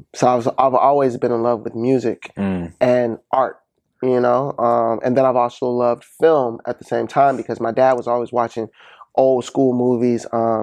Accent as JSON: {"language": "English", "town": "Ann Arbor", "region": "Michigan", "country": "United States", "tie": "born or raised there", "said": "I'm from Ann Arbor, Michigan. Okay. Born and raised all my days, 700 block, North Mapleville boy."}